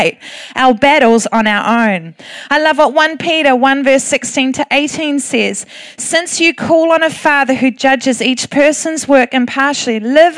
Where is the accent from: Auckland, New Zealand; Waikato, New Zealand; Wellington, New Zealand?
Waikato, New Zealand; Thames; I'm from Thames. All we have is a pub called the Holy Cow